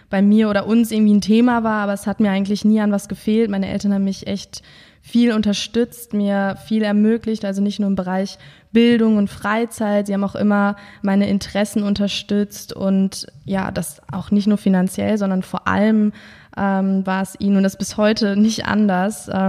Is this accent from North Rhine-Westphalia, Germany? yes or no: yes; Münster, North Rhine-Westphalia, Germany; moved away as an adult; now in Cologne, Germany; ich bin geboren und aufgewachsen in Münster und äh, dort als Einzelkind aufgewachsen tatsächlich. Also ich habe dort bis zu meinem 20. Lebensjahr, ja, bis ich 2013 nach Köln kam